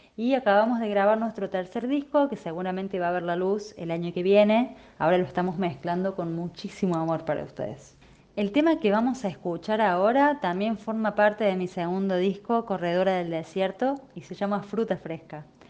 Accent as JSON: {"language": "Spanish", "region": "Córdoba", "country": "Argentina", "said": "Soy de Córdoba"}